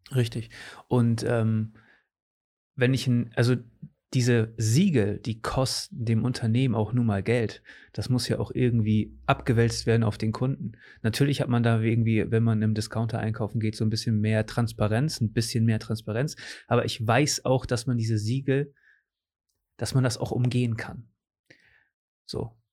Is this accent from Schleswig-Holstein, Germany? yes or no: no; Cuxhaven, Lower Saxony, Germany; hier aus meiner Heimat